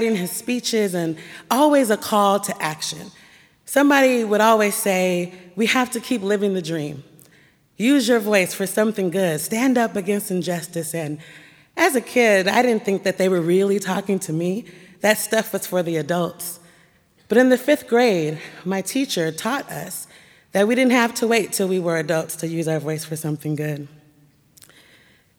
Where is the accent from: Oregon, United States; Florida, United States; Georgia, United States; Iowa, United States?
Oregon, United States; Portland; My house, my school, my church were all nestled and nurtured in the Black community of Northeast Portland